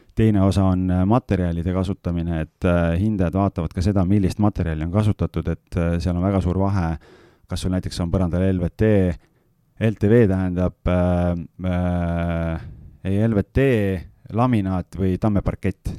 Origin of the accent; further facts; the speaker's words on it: Lääne-Viru County, Estonia; moved away; mina olen ise Lääne-Virumaalt äh, väikesest külas üles kasvanud